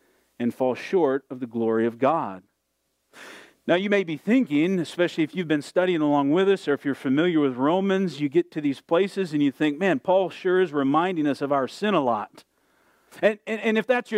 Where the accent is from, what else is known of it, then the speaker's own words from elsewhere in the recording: Southwest Michigan, United States; When I was a kid growing up in Southwest Michigan, we lived in a small town